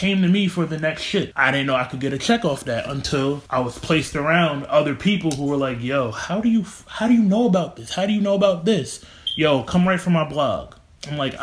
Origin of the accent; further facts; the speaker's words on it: Albany, New York, United States; also born or lived in Long Island, New York; I grew up out here. When I go to the city, I tell people, yeah, I'm from Albany.